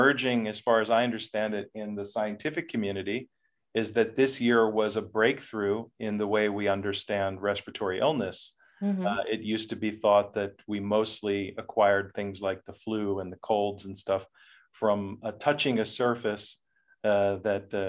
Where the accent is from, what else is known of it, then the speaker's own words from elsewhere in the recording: United States; moved away as an adult; now in Netherlands; I'm from the United States